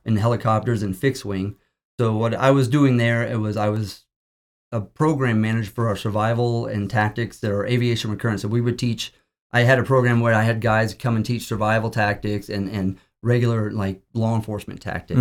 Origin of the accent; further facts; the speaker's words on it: Bartlesville, Oklahoma, United States; also born or lived in Virginia; I am from Oklahoma. I've, I'm born and raised for a lot of my life in Bartlesville, Oklahoma